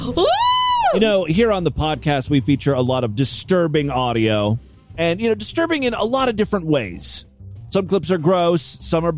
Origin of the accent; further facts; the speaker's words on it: Ashtabula, Ohio, United States; my hometown of Ashtabula